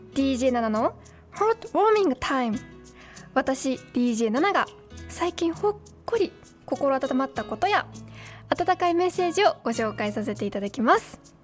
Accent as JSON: {"language": "Japanese", "region": "Saitama", "country": "Japan", "said": "私も埼玉県民だし"}